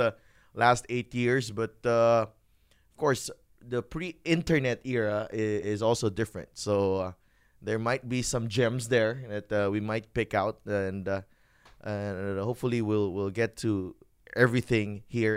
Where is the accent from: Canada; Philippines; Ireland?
Philippines; Bacolod, Western Visayas; growing up in Bacolod